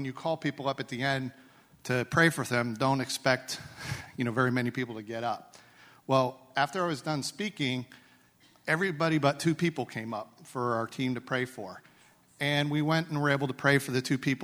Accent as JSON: {"language": "English", "country": "United States", "said": "I'm an American"}